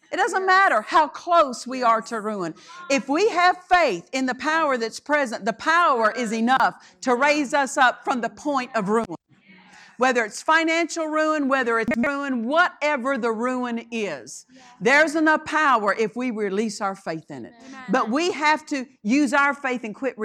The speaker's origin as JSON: {"language": "English", "region": "Oklahoma", "country": "United States", "tie": "born or raised there", "said": "I was raised in Oklahoma"}